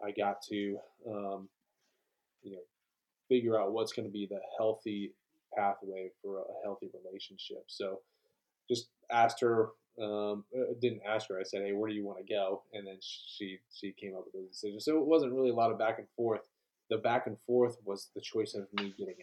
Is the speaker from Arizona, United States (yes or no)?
yes; Tucson, Arizona, United States; moved away as an adult; also born or lived in Colorado / Fort Bragg, North Carolina; now in Clarksville, United States; I grew up in Tucson, Arizona, and was born in Colorado, moved down to Tucson when I was young. I spent most, my entire childhood there.